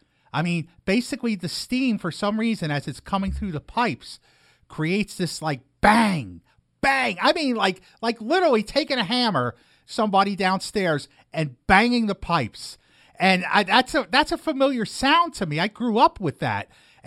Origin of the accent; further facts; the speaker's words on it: New York City, New York, United States; moved away; also born or lived in Scranton; I grew up in Brooklyn with steam heat, where basically they deliver coal to a furnace and it creates steam that comes through the pipes. And I lived in a house in Scranton that had that as well.